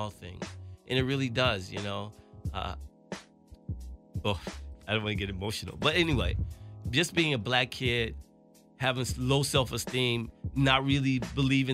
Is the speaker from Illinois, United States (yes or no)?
yes; Chicago, Illinois, United States; moved away; my roots growing up in Chicago